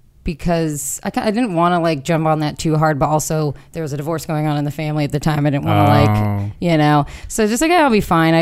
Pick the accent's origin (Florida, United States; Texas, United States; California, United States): California, United States; also born or lived in Santa Cruz; now in Los Angeles, United States; I'm at least from California